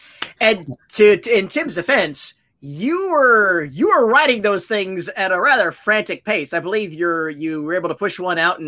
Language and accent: English; Indiana, United States; I'm an Indiana kid